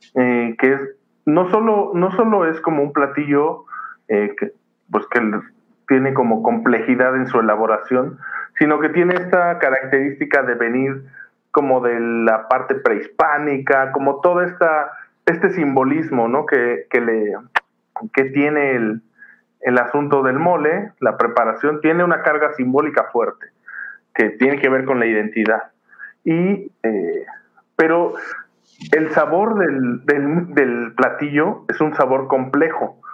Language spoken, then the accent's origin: Spanish; Mexico; como mexicanos